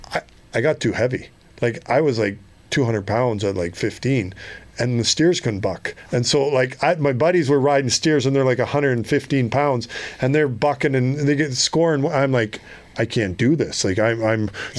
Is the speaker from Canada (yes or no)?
yes; Halkirk, Alberta, Canada; born or raised there; now in Arizona, United States